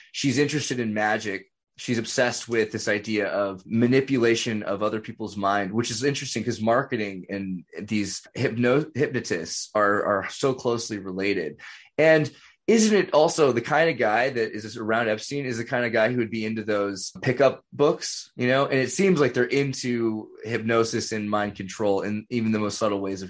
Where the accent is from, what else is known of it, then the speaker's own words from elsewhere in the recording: California, United States; So I'm from California. It's not that weird where I'm from.